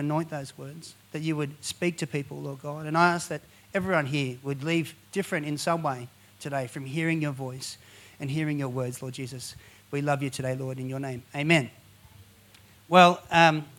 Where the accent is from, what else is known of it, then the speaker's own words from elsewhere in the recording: Penrith, New South Wales, Australia; now in Blue Mountains, Australia; Born and raised in Penrith as well. And we live in the Blue Mountains now